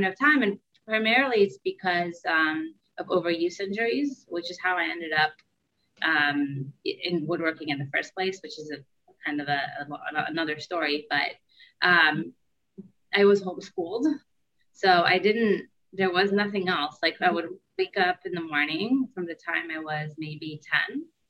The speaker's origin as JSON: {"language": "English", "country": "Israel", "also_born_or_lived": "United States", "lives_now": "New York, United States", "said": "Aside from that, I'm originally from Israel. I've been back and forth between Israel and the US pretty much my whole life. And now I currently live in New York."}